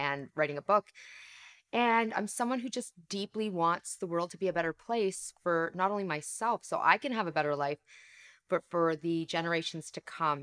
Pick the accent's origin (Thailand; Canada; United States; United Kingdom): Canada; accent: Canadian; my parents came to Canada, which is where I live, I'm Canadian